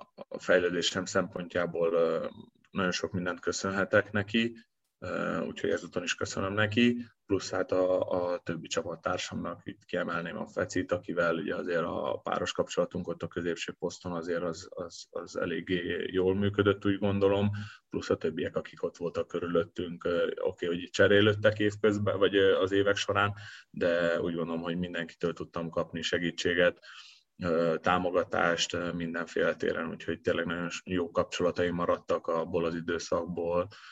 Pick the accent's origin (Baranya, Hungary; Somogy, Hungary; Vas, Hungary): Vas, Hungary; Szombathely; now in Veszprém, Hungary; ott szombathelyen, ahol én születtem